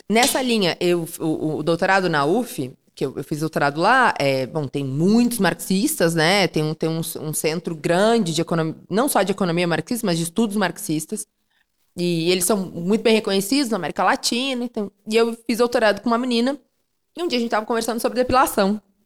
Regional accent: Panambi, Rio Grande do Sul, Brazil; also born or lived in Rio de Janeiro; now in São Paulo, Brazil; Eu nasci em Rio Grande, que é extremo sul do Rio Grande do Sul, mas fui criado em Panambi, que é a noroeste, uma cidade de colonização alemã.

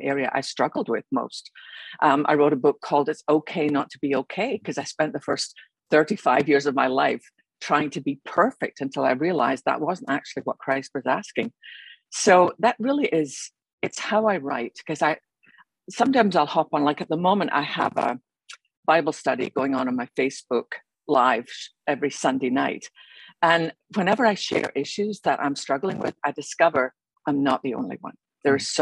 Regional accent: Scotland, United Kingdom; moved away as an adult; also born or lived in London; I grew up in Scotland, as you can probably tell by my accent.

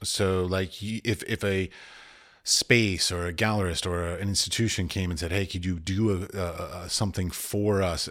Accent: Washington, District of Columbia, United States; moved away; I have lots of friends that I grew up with in Washington, D C

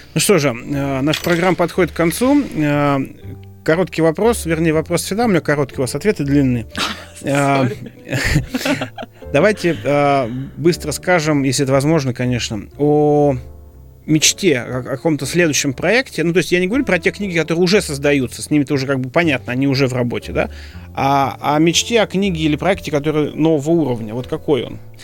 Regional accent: Moscow, Russia; я москвич

